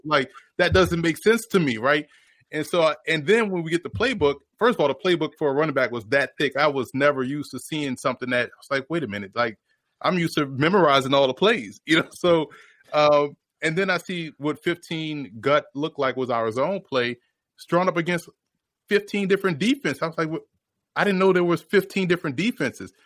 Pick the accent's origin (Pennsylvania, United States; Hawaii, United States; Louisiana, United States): Louisiana, United States; New Orleans; I was born and raised in New Orleans